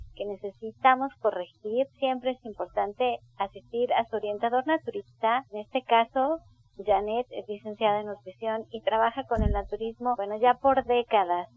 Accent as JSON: {"language": "Spanish", "country": "Mexico", "said": "somos mexicanos"}